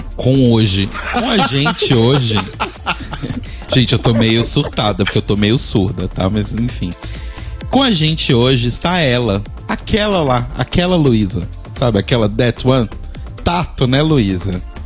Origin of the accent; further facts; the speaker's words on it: Brazil; no momento eu sou brasileiro e moro no Brasil